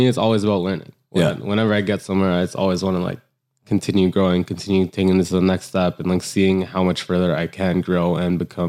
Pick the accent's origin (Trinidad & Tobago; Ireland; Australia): Trinidad & Tobago; I'm Trinidadian and Indian.